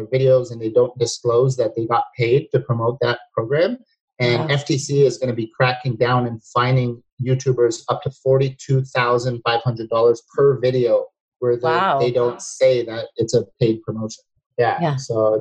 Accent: Toronto, Ontario, Canada; I'm from Toronto as well, and I don't live in Toronto in the winters anymore

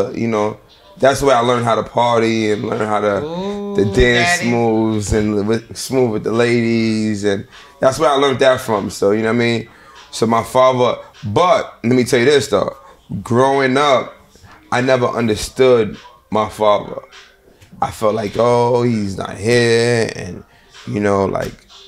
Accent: Mount Vernon, New York, United States; also born or lived in Bronx, New York / Harlem, New York; I'm from Mount Vernon. I lived in the Bronx for a few years

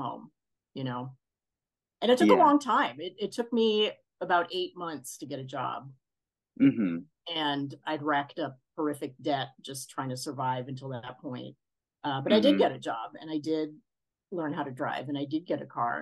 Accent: New York City, New York, United States; moved away as an adult; also born or lived in Boston, Massachusetts; now in California, United States; mostly in New York City

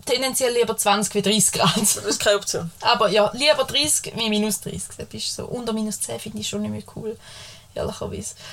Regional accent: Switzerland; wir sind Schweizer, wir können schleichen zwischen der Grammatik.

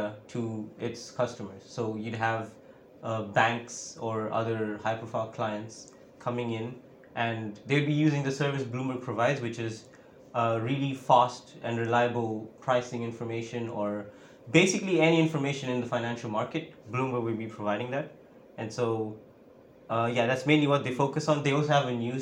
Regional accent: Mozambique; moved away as an adult; now in St Andrews, United Kingdom; I'm from Mozambique. That is like at the bottom of Africa. And that's where I started learning computer science in high school

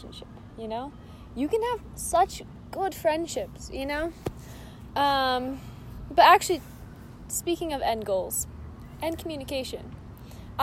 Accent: Texas, United States; I'm from Texas, actually.

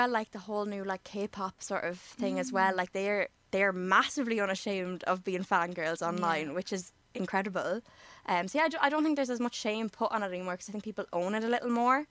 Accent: County Kildare, Ireland; now in Dublin, Ireland; I'm from Kildare, live in Dublin.

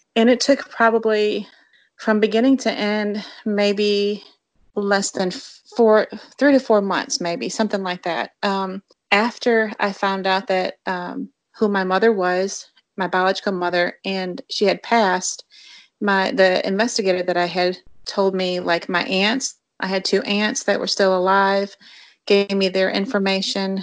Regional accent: Jackson, Michigan, United States; moved away as an adult; also born or lived in Eloise, Michigan / West Tennessee; now in Tennessee, United States; I grew up in Jackson, Michigan

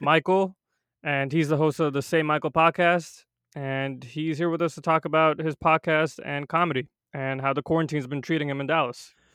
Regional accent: India; now in United States; I'm not first generation, I was born in India

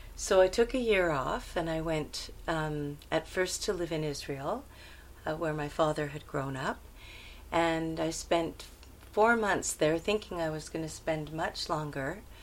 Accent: Montreal, Quebec, Canada; now in India; I was born in Montreal, uh, in Canada

